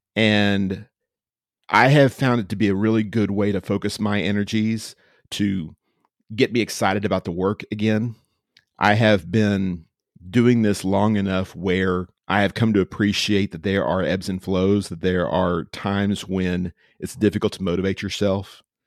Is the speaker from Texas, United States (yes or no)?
yes; Austin, Texas, United States; also born or lived in Georgetown, Texas; I am a native, native to Central Texas. I grew up in Austin way back in the day and, uh, moved back here